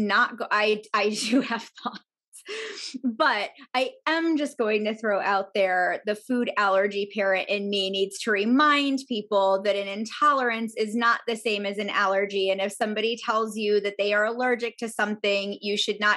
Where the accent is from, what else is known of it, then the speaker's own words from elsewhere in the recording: New York, United States; I feel like a bad New Yorker